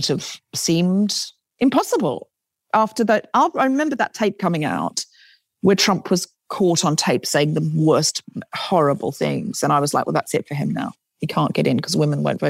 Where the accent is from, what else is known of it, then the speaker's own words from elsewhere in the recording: Queensland, Australia; now in London, United Kingdom; I grew up in Queensland